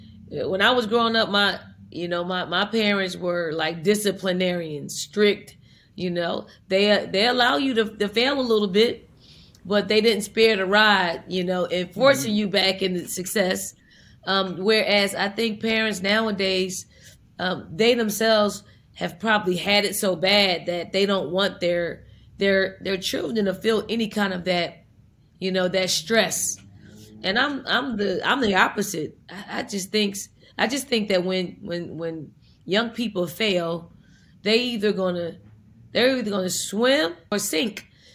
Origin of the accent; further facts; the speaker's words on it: Philadelphia, Pennsylvania, United States; And I'm from North Philly, so I try to say I need to take you to North Philly, drop you off, pick you up in a week